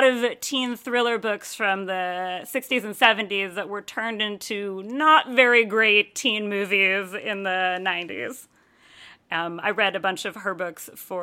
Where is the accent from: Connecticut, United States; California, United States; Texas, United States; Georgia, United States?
Connecticut, United States; I grew up in Connecticut. I grew up in suburban Connecticut